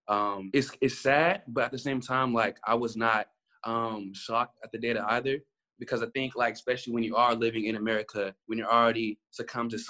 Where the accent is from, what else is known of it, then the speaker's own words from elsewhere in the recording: Aurora, Colorado, United States; moved away as an adult; now in Columbia, United States; I'm from Aurora, Colorado.